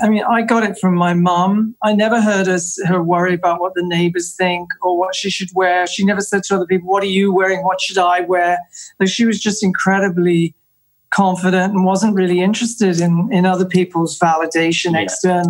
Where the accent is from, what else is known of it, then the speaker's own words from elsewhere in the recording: England, United Kingdom; moved away; I'm English